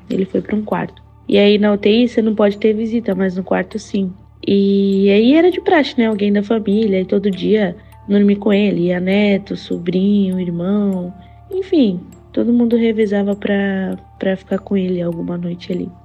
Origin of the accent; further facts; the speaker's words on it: Baixada Santista, São Paulo, Brazil; eu sou da Baixada Santista de São Paulo